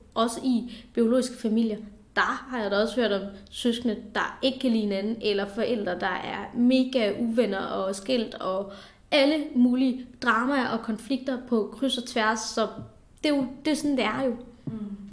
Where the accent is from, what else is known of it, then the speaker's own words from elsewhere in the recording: South Funen, Southern Denmark, Denmark; also born or lived in India; jeg er adopteret fra Indien, og kom herop, da jeg var cirka 3,5 år gammel, og, øh, og voksede op på, på Sydfyn